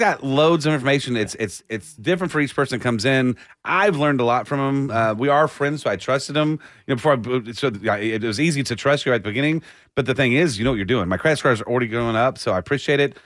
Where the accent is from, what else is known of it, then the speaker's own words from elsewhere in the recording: Austin, Texas, United States; growing up in Austin